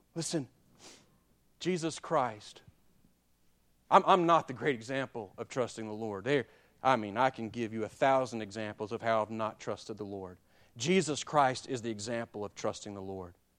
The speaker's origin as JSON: {"language": "English", "town": "Childersburg", "region": "Alabama", "country": "United States", "tie": "born or raised there", "moved": "as an adult", "said": "I'm from Childersburg, Alabama"}